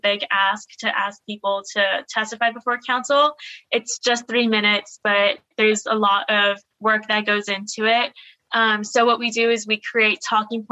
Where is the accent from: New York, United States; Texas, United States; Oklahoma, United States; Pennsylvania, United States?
Texas, United States; Laredo; I'm from Laredo, my house is like 2.5 miles away from the border. That's my community.